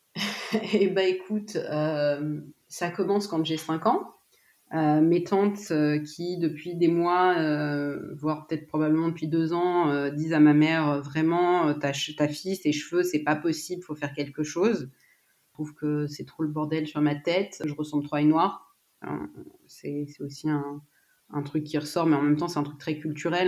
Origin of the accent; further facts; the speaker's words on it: Paris region, Île-de-France, France; Je suis née en France, en région parisienne